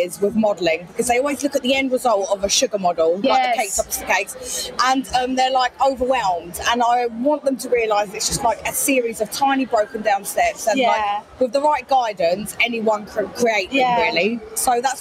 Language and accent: English; Brighton, South East England, United Kingdom; now in Essex, United Kingdom; Where do I come? I'm from Brighton.